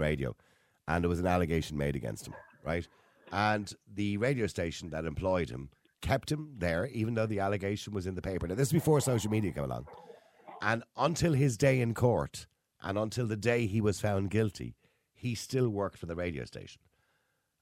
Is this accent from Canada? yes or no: no; Ireland; as Irish people